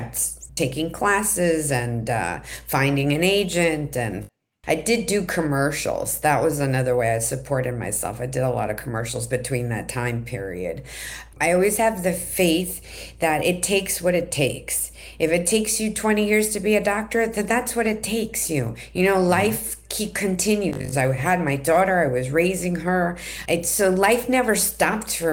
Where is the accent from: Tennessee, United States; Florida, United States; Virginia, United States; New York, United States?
New York, United States; New York City; moved away as an adult; also born or lived in Manhattan, New York / Riverdale, Bronx, New York; now in California, United States; I was born in Manhattan, raised in Queens